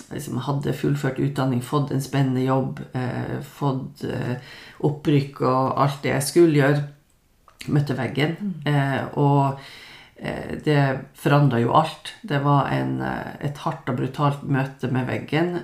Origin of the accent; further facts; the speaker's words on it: Lofoten, Nordland, Norway; moved away; det å komme fra Lofoten